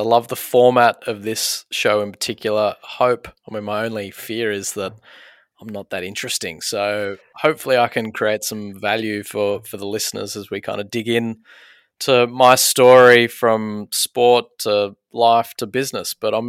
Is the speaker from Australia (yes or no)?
yes; Sydney, New South Wales, Australia; born there; you probably drive past the Old Women's Hospital, which is just near Five Ways in Paddington. That was where most of the babies of the eastern suburbs of Sydney were born.